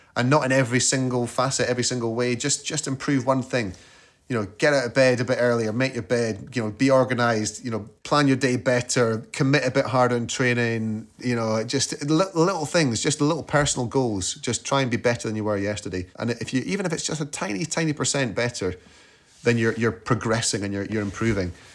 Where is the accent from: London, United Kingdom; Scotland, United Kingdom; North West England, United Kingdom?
Scotland, United Kingdom; as a Scot